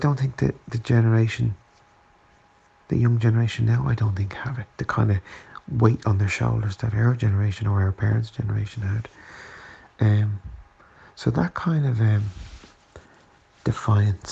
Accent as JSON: {"language": "English", "country": "Ireland", "said": "I was brought up to be very proud to be Irish"}